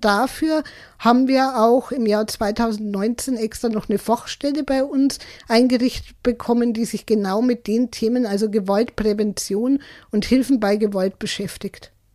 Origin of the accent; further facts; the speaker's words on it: Germany; bei uns in Deutschland